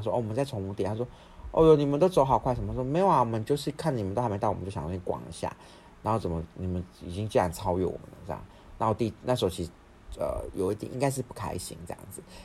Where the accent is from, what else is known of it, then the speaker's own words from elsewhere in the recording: Taiwan; 我是台湾人